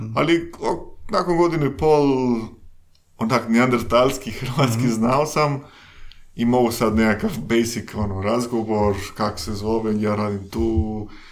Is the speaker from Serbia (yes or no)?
no; Mexico; Croatian is a second language; moved away as an adult; also born or lived in London, United Kingdom / Spain / Austria; now in Croatia; ja sam iz, iz, iz Mehika, iz Meksika